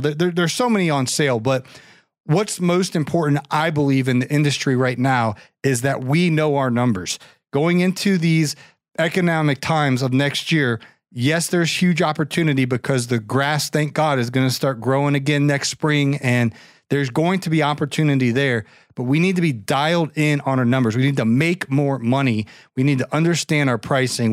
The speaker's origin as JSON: {"language": "English", "region": "Ohio", "country": "United States", "tie": "born or raised there", "said": "I grew up in Ohio"}